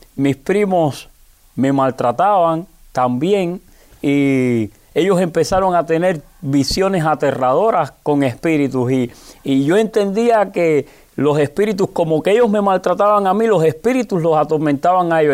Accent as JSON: {"language": "Spanish", "region": "Havana", "country": "Cuba", "tie": "born or raised there", "said": "Soy natural de La Habana, específicamente de San Miguel del Padrón, un lugar muy pobre"}